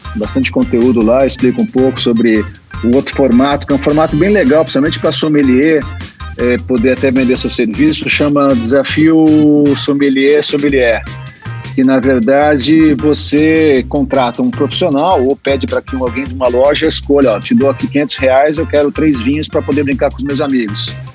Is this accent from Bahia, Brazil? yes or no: no; São Paulo, Brazil; eu sou paulista